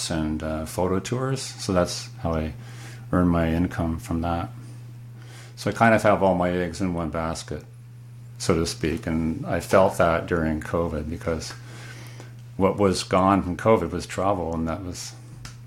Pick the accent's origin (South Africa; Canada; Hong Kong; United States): Canada; also born or lived in Kingston, Ontario; I'm from Canada. I live in Kingston, a small city on Lake Ontario